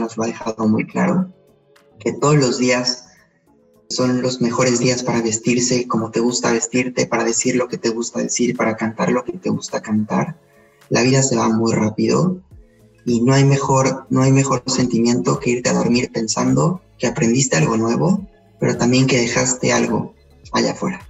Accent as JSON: {"language": "Spanish", "region": "Puebla", "country": "Mexico", "also_born_or_lived": "Spain", "said": "soy poblano, soy mexicano y español"}